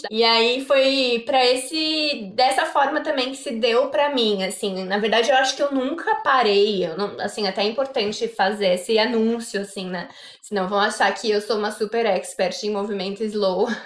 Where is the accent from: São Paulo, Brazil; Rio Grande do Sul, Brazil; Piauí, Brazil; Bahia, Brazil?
São Paulo, Brazil; vim da engenharia, vim de São Paulo, capital, é, vinda do primeiro setor, trabalhando em indústria de alimentos.